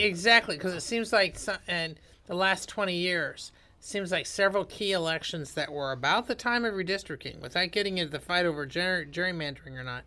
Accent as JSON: {"language": "English", "region": "rural Indiana", "country": "United States", "said": "I'm from rural Indiana"}